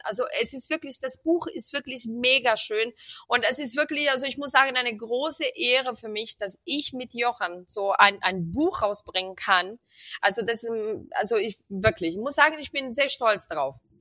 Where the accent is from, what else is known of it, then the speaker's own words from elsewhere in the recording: Rio de Janeiro, Brazil; moved away; ich komme aus Rio und bei uns wird viel ähm, also bei uns gibt es jeden Tag auf dem Teller Reis und Bohnen.